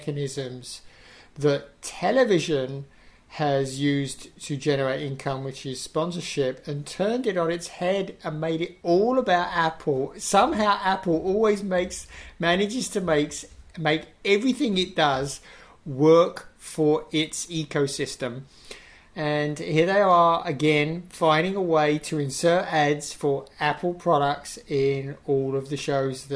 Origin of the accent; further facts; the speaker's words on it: England, United Kingdom; I'm English.